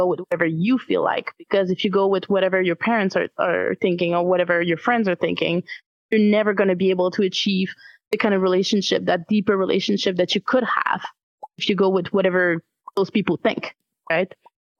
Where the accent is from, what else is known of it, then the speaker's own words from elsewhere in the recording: Quebec, Canada; accent: French; I come from Quebec. It's mostly French here. Might hear it in my accent a little bit